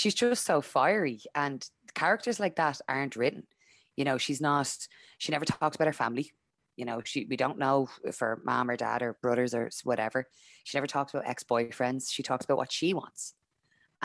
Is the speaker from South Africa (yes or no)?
no; Dublin, Leinster, Ireland; I'm from Dublin